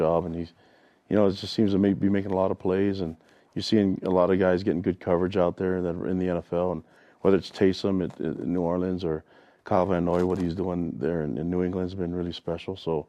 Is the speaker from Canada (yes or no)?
no; Tonga; I'm from Tonga